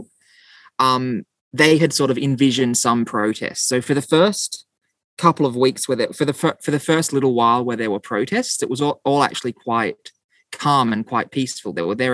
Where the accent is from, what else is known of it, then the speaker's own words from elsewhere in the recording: Australia; I'm from Australia